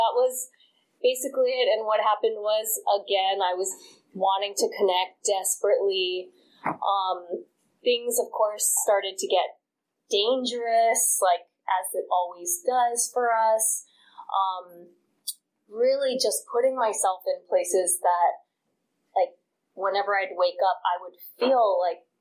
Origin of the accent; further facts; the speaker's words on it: Hawaii, United States; moved away; I grew up in Hawaii